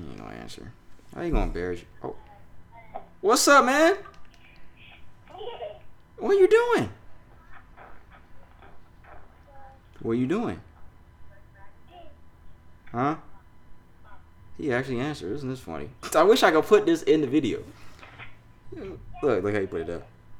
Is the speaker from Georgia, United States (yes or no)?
yes; Snellville, Georgia, United States; born there; because I was born in Georgia. Snellville